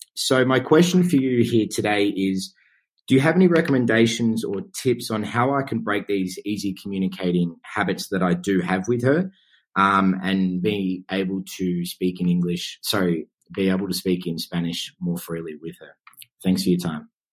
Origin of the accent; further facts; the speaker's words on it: Australia; moved away as an adult; now in Madrid, Spain; I'm from Australia, and I've been living here in Madrid, uh, Spain for just over three years now